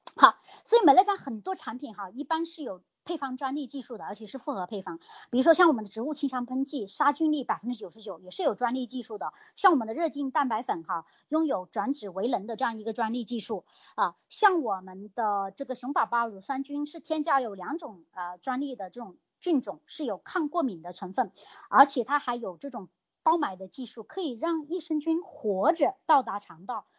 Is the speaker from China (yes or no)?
yes; China; 我们大陆这边